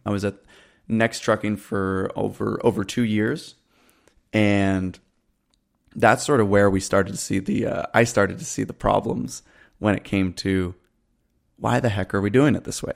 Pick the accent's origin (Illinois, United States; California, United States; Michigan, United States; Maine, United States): Maine, United States; Camden; I grew up in a really small town in Maine, in the Midcoast, a place called Camden